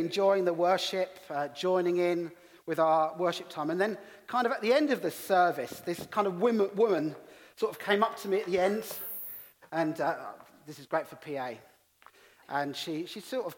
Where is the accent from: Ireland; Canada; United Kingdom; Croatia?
United Kingdom; England; accent: English; also born or lived in Middlesbrough; in my English accent